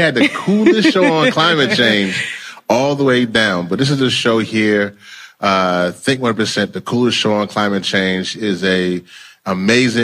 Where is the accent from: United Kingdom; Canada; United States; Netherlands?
United States; Louisiana; moved away; my home state, Louisiana